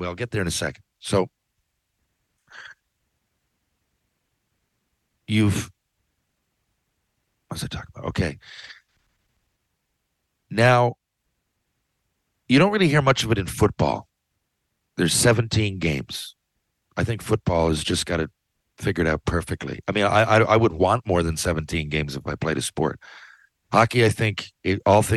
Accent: Canada; I'm Canadian.

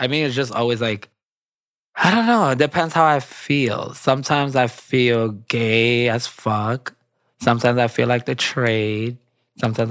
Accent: New York City, New York, United States; I am from BK. I'm from Brooklyn, born and raised in Williamsburg

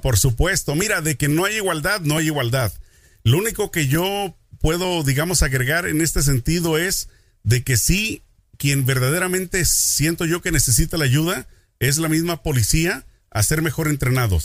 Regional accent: Mexico; a mí como mexicano

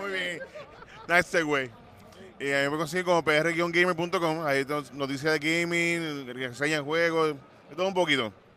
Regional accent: Puerto Rico; nosotros como puertorriqueños podemos hacer un equipo que represente la isla

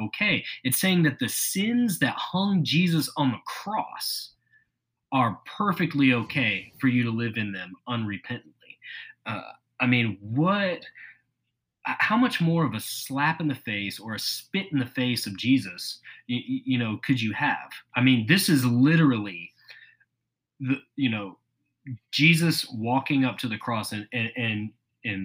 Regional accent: the South, United States; growing up in the South

